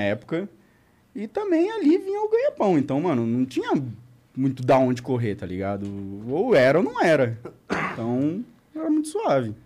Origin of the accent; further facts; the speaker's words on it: Apucarana, Paraná, Brazil; eu sou de Apucarana